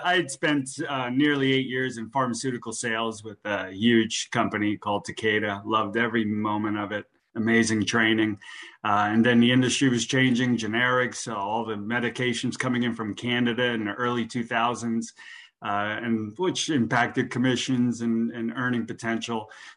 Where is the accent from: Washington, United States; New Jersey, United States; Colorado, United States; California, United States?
New Jersey, United States; now in Boca Raton, United States; I went to FAU here in Boca Raton. I came down from Jersey.